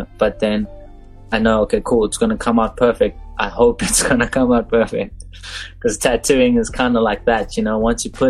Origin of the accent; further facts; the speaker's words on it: Dubai, United Arab Emirates; now in Cape Town, South Africa; because I came down here from Dubai not knowing much, not knowing anyone. Like, out of the blue, this random, like, colored guy from Dubai just rocking up in Cape Town, South Africa, going, oh, I want a tattoo now.